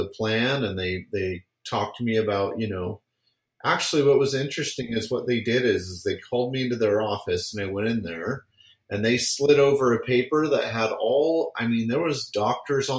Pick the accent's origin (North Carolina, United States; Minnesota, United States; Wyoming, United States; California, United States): California, United States; San Francisco Bay Area; I grew up in California, so I was there in the San Francisco Bay Area, just south of Oakland